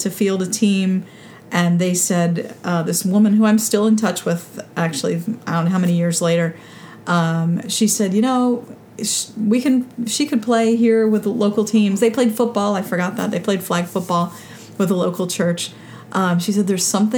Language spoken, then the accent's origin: English; Philadelphia, Pennsylvania, United States; I grew up in Philadelphia when the Flyers were winning Stanley Cups